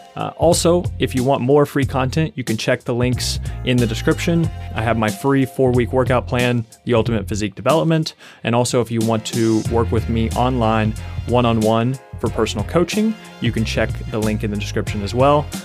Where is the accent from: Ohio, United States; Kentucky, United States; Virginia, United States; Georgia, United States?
Kentucky, United States; moved away; I'm from Kentucky, and there's just, there's food everywhere